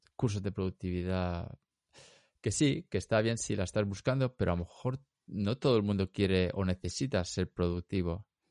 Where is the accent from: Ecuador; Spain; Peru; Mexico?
Spain; Elche, Valencian Community; moved away; soy, como si de Elche